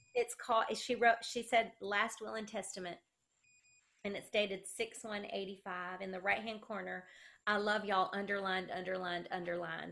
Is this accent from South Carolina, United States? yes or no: yes; South Carolina, United States; accent: country